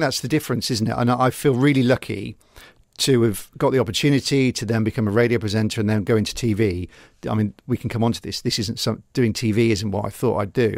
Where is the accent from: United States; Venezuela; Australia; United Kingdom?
United Kingdom; Gloucester, South West England; I'm a Gloucester boy born and bred